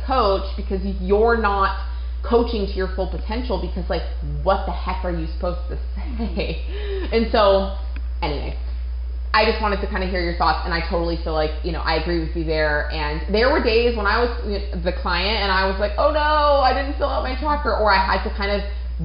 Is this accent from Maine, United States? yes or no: yes; Maine, United States; moved away; Maine, which is obviously where I'm from